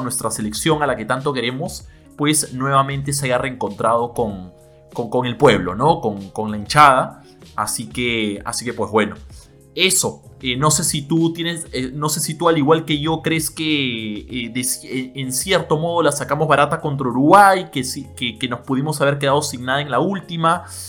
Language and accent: Spanish; Peru; nosotros como peruanos